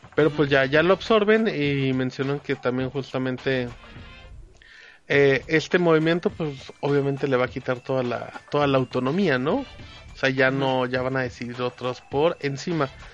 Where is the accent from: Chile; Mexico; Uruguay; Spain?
Mexico; Aguascalientes; also born or lived in Zacatecas; somos de Aguascalientes